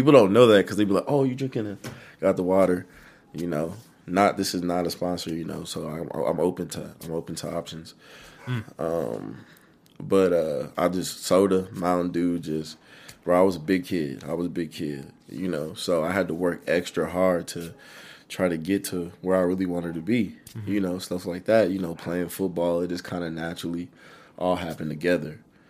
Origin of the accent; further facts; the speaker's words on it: Fort Smith, Arkansas, United States; born there; also born or lived in Germany; So, I was actually born in Fort Smith, Arkansas. And my dad was in the military. So, we actually picked up.